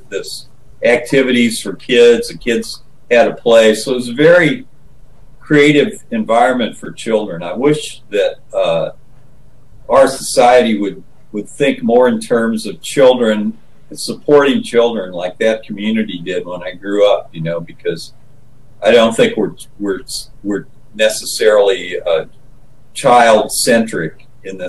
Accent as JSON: {"language": "English", "town": "Chautauqua", "region": "Illinois", "country": "United States", "tie": "born or raised there", "said": "I grew up in Chautauqua, Illinois"}